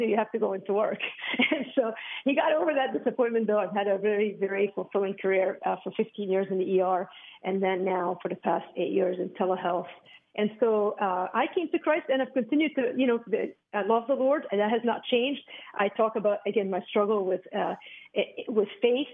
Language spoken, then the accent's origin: English; Beirut, Beirut Governorate, Lebanon; I grew up in Beirut, Lebanon